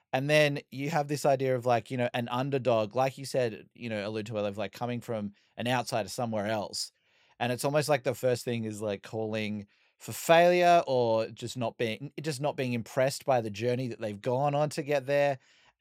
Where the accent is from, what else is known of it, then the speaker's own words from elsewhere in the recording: Australia; being an Australian